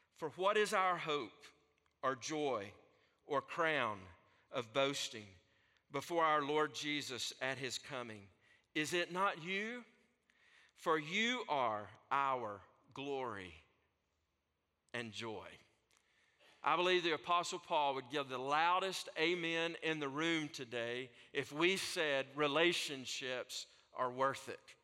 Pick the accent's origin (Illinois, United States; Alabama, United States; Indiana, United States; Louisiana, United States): Alabama, United States; North; accent: Southern; from North Alabama that speaks uh, Southern